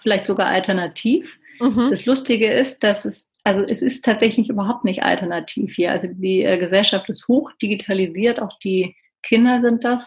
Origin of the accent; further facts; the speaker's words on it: Berlin, Germany; ich bin ja aus Berlin